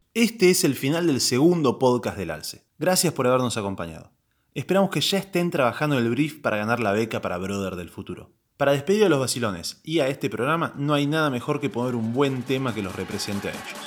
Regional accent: Argentina; soy argentino

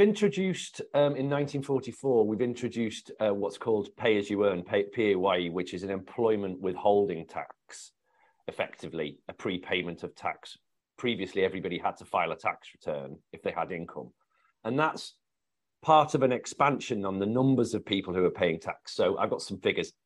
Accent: the Northwest, North West England, United Kingdom; where I come from in the Northwest

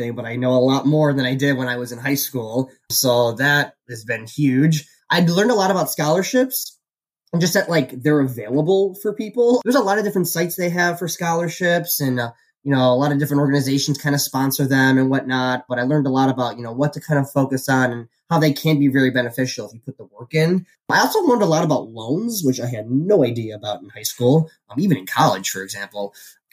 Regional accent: Bridgeview, Illinois, United States; I grew up in Bridgeview, Illinois. I still live here

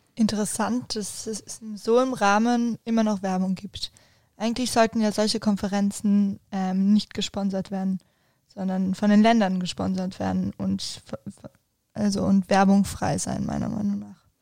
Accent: Spain; als Spanierin

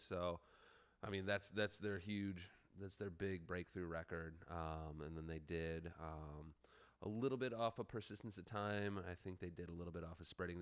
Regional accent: Chicago, Illinois, United States; back when we were in high school, growing up in the South Side.

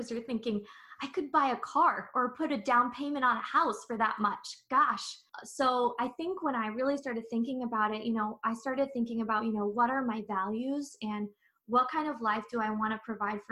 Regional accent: San Diego, California, United States; moved away; I'm originally from San Diego and come from a big Filipino American family

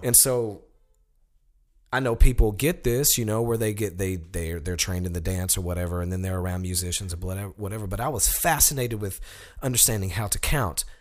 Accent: Sheffield, Alabama, United States; moved away; I'm from Sheffield, Alabama, which is a town that is directly connected to Muscle Shoals.

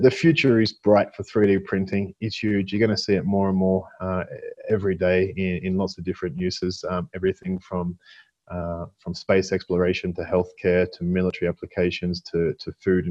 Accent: Australia; moved away; I'm Australian

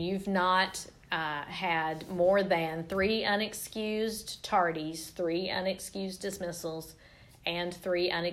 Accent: Southaven, Mississippi, United States; I went to public school up near Memphis. I grew up in South Haven.

